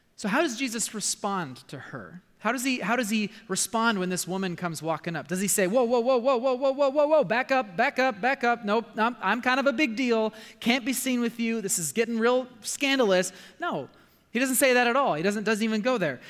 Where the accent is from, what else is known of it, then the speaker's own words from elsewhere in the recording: United States; my American culture